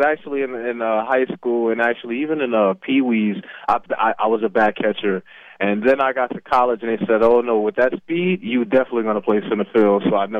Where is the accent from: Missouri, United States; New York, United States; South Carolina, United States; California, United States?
New York, United States; New York City; moved away; also born or lived in Mesa, Arizona; growing up in New York